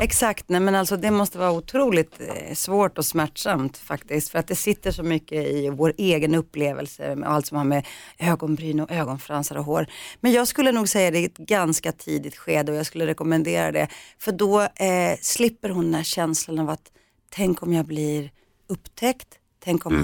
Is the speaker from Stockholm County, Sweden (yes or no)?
yes; Rinkeby, Stockholm County, Sweden; när vi var små och bodde i Rinkeby